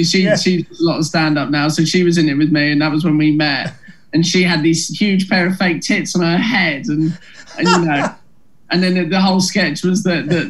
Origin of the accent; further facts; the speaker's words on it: Oxford, South East England, United Kingdom; also born or lived in Leeds; I'm from Oxford